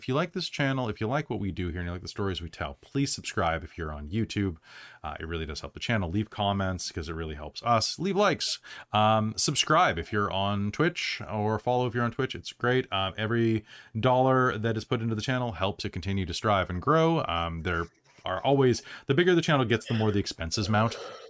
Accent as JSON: {"language": "English", "country": "United States", "moved": "yes", "lives_now": "Canada", "said": "I'm American"}